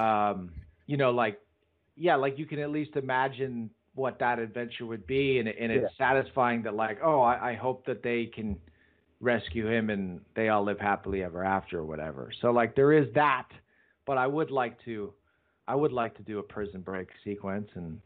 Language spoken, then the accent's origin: English; United States; me being an American